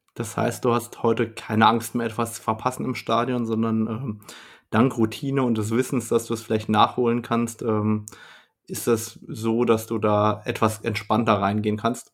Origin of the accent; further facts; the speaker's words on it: Germany; bei uns in Deutschland